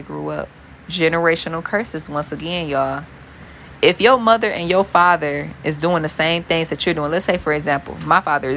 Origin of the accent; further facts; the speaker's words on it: Detroit, Michigan, United States; I'm from Detroit, Michigan, the east side to be exact